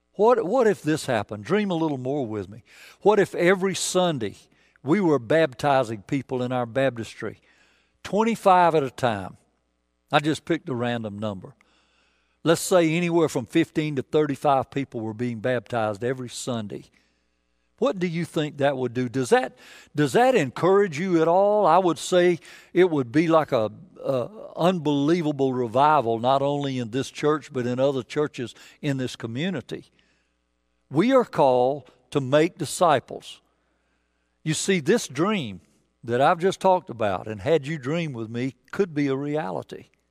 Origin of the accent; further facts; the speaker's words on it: the South, United States; I'm from the South